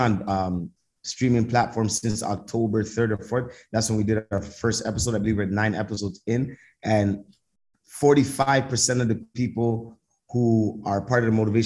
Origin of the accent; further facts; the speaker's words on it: Canada; where I was from Canada